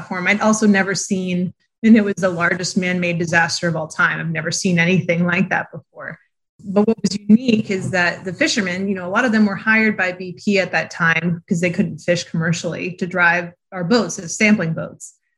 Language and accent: English; New Hampshire, United States; moved away; I'm actually originally from New Hampshire